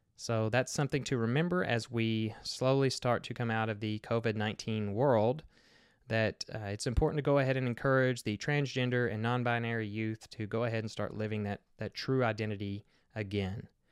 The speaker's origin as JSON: {"language": "English", "region": "Kentucky", "country": "United States", "tie": "born or raised there", "said": "I grew up in the Bible Belt of Kentucky myself"}